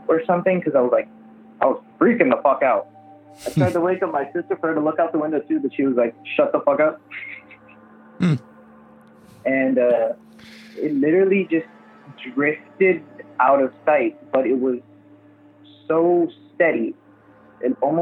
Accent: Miami, Florida, United States; I'm from Miami, Florida

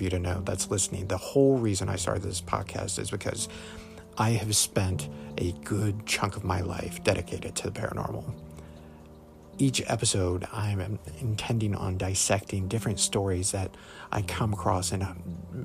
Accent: Mathews County, Virginia, United States; I grew up in Matthews County, Virginia, the second smallest county in the Commonwealth

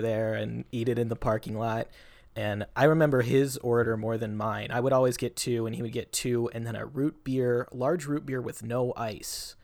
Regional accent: Federal Way, Washington, United States; my hometown, Federal Way, Washington

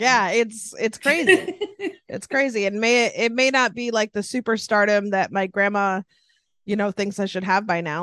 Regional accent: Sacramento, California, United States; born and raised in the house I'm hanging out in right now

